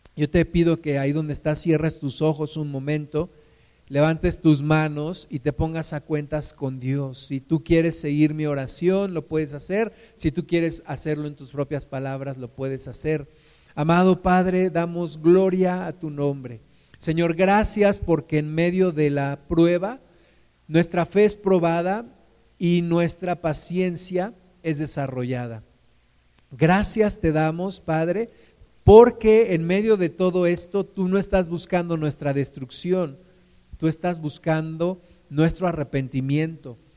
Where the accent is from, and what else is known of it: Mexico